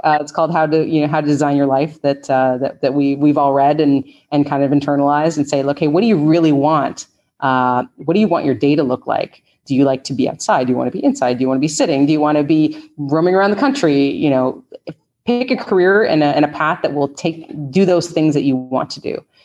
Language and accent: English; Canada; moved away as an adult; now in United States; I'm originally from Canada